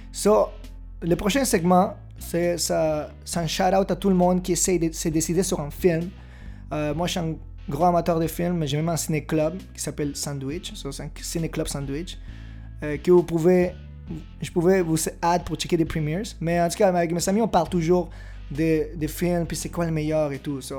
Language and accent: French; Peru; je, viens pas du Mexique. Euh, je viens du Pérou, en Amérique du Sud.